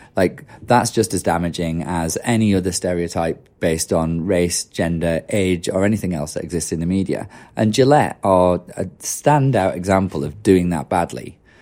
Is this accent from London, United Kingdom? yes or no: no; Yorkshire and the Humber, United Kingdom; I'm from Yorkshire and it's pretty cynical